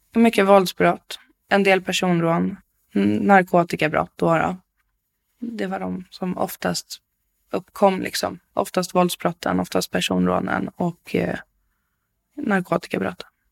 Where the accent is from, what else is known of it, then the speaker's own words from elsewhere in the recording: Bålsta, Uppsala County, Sweden; also born or lived in Stockholm; Jag är född i Stockholm, men jag är uppvuxen i Bålsta, eh, i ett familjehem.